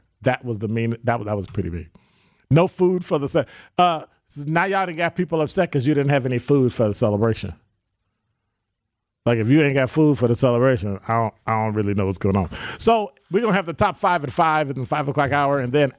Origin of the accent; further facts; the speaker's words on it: Chicago, Illinois, United States; I'm from Chicago.